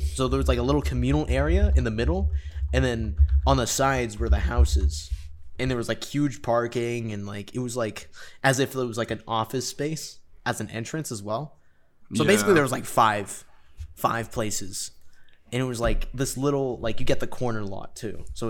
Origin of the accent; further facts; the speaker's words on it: Canada; we're Canadian.